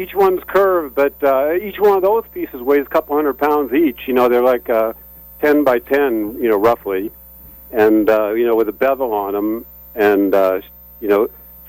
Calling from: Mystic, Connecticut, United States; Oh, actually, I'm calling from Mystic.

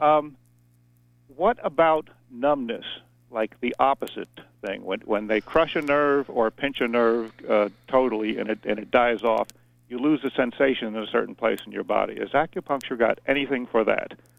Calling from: Dover-Foxcroft, Maine, United States; I'm calling from Dover Foxcroft

